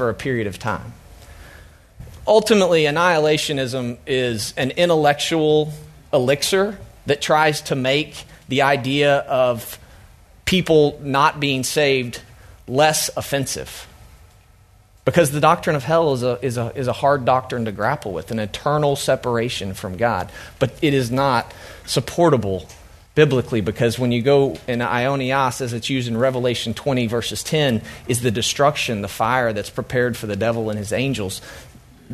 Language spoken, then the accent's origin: English; Oklahoma, United States; I'm from Oklahoma